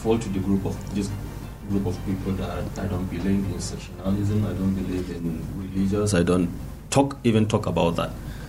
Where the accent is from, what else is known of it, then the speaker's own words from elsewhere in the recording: Plateau, Nigeria; I am not from Plateau State. I practically lived my life in Plateau State. I schooled here. I have mingled with different people, different languages in Plateau State. I even have a Biram name, but I'm not a Biram